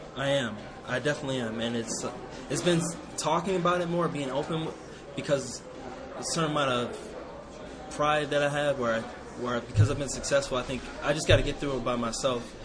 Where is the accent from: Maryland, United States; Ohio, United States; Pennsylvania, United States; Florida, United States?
Ohio, United States; moved away as an adult; now in Las Vegas, United States; my hometown in Ohio